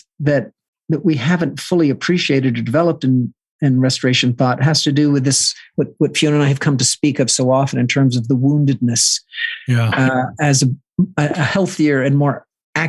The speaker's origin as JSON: {"language": "English", "area": "the Bible Belt", "region": "the South", "country": "United States", "said": "I come from the Bible Belt, right? This the fundamentalist South"}